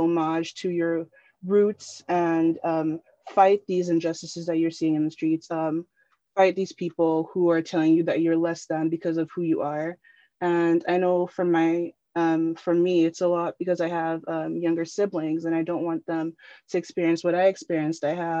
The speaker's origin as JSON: {"language": "English", "country": "Nigeria", "lives_now": "Canada", "said": "So I'm a diaspora kid. I'm from Nigeria, but I'm living in the diaspora in Canada."}